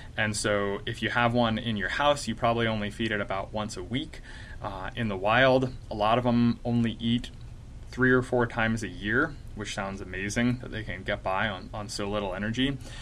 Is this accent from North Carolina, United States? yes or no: yes; North Carolina, United States; moved away as an adult; also born or lived in Illinois; now in Utah, United States; I grew up in North Carolina